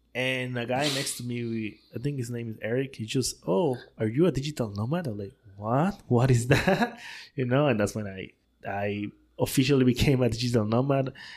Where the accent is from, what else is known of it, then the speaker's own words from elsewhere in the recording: Tabasco, Mexico; English is a second language; moved away as an adult; also born or lived in Puebla, Mexico / Turin, Italy; now in Playa del Carmen, Mexico; Born and raised in Tabasco